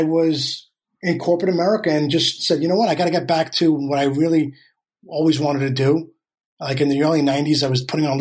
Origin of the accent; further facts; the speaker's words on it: New York City, New York, United States; moved away as an adult; also born or lived in Astoria, Queens / Flushing, Queens; now in Los Angeles, United States; was really born and raised in Queens, and then moved out to LA in 06